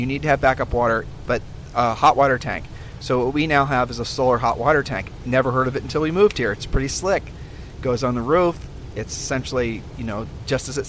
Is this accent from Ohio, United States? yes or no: yes; Columbus, Ohio, United States; moved away; we're originally from Columbus, Ohio